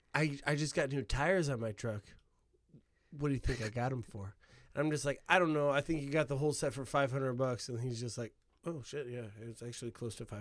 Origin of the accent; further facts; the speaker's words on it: Northwest Indiana, United States; I'm from an hour outside of Chicago in Northwest Indiana.